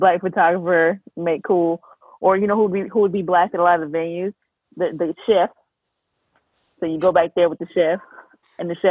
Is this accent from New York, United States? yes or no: yes; New York City, New York, United States; moved away; also born or lived in the South (US); I'm from New York.